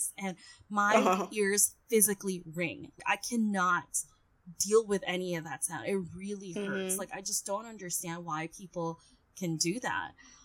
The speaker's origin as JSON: {"language": "English", "region": "Seoul", "country": "South Korea", "tie": "born or raised there", "moved": "yes", "lives_now": "Philippines", "said": "I grew up in Seoul"}